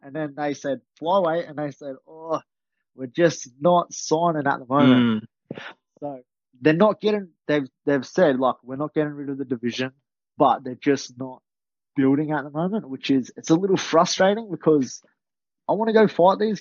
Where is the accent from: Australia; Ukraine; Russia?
Australia; I'm from Australia